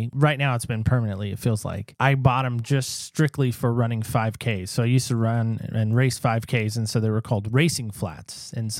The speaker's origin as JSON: {"language": "English", "town": "Oceanside", "region": "California", "country": "United States", "tie": "born or raised there", "also_born_or_lived": "North Carolina", "said": "See, I grew up in Oceanside, California."}